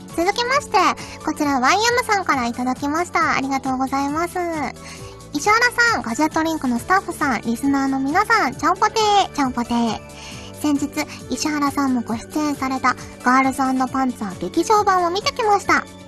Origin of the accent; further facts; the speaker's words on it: Kyushu, Fukuoka, Japan; moved away; 私あの九州福岡の出身なので